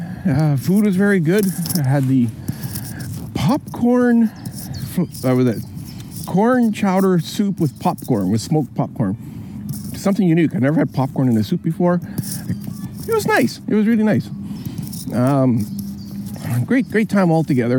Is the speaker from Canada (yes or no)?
yes; Canada; being a Canadian, my first time out here in Europe